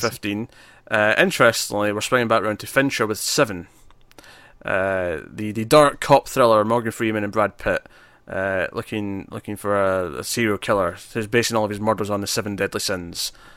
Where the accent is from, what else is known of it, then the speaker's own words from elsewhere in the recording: Scotland, United Kingdom; I'm Scottish